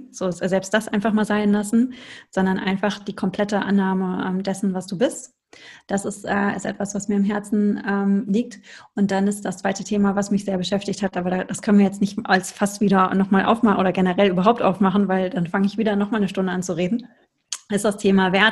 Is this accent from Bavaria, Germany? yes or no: no; North Rhine-Westphalia, Germany; ich komme aus dem Ruhrpott, ich möchte mal Ananda Shakti sagen.